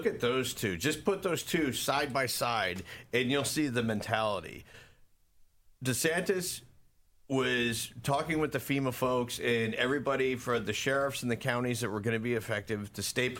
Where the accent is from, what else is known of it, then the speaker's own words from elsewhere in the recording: Florida, United States; growing up in Florida, I remember hurricanes coming through